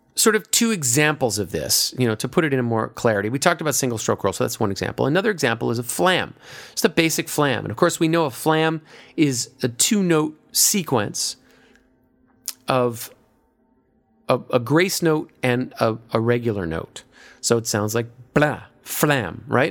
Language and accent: English; United States; I'm an American